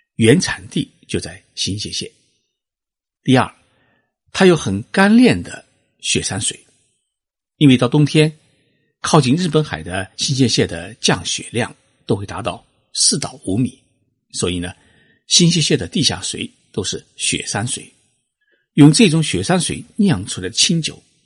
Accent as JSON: {"language": "Chinese", "country": "China", "moved": "yes", "lives_now": "Japan", "said": "我们中国人"}